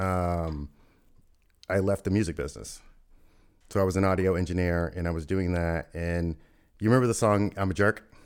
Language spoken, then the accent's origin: English; Louisville, Kentucky, United States; moved away as an adult; I grew up in Louisville, Kentucky